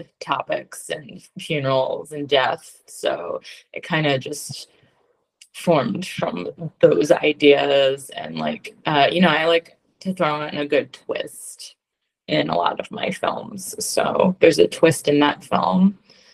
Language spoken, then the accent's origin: English; Philadelphia, Pennsylvania, United States; I'm a Philadelphian Jew